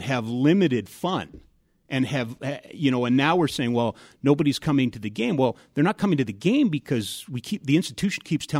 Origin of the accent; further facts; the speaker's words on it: Edmonton, Alberta, Canada; I grew up in Edmonton. I played street hockey all the time